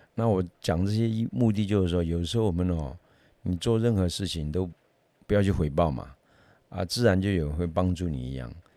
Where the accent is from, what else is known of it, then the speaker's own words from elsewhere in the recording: Taiwan; 我们台湾人也是一样啊